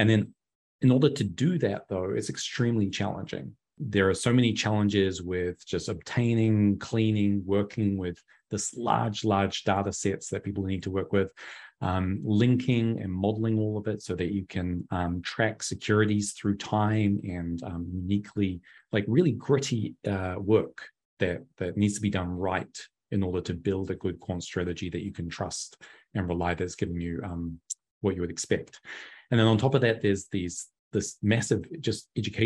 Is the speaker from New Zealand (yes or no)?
yes; New Zealand; now in Florida, United States; I'm a New Zealander, biomedical engineer.